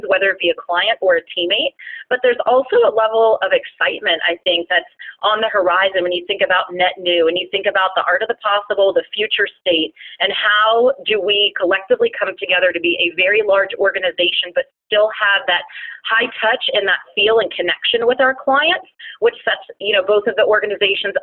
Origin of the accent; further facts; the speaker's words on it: Florida, United States; I was born and raised in Florida